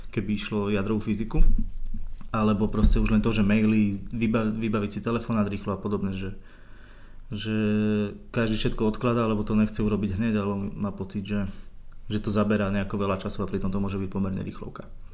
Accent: Sereď, Trnava Region, Slovakia; moved away; keď som ešte býval doma v Seredi

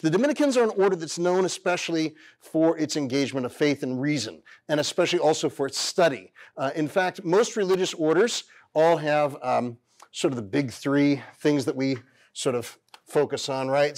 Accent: Fresno County, California, United States; I'm a California native, born and raised. My family are farmers, uh, and school teachers, uh, and I grew up in Fresno County, California

